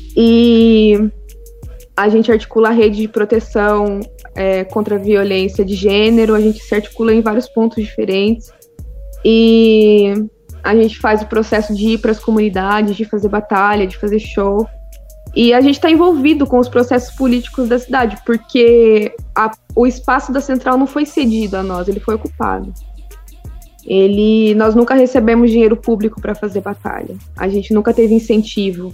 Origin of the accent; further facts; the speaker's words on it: Piracicaba, São Paulo, Brazil; sou de Piracicaba